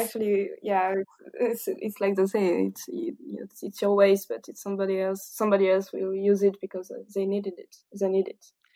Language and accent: English; south of France, France; English is a second language; also born or lived in Paris; I'm not quite from Paris, but from the south of France, so maybe my accent is quite dif-, is a little bit different